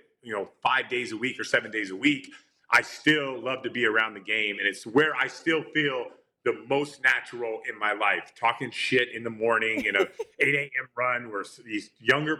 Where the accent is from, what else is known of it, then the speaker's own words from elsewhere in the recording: Enumclaw, Washington, United States; where I grew up in Enumclaw, Washington